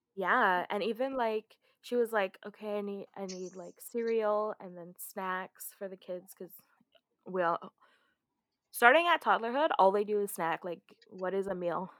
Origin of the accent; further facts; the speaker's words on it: Canada; we're Canadian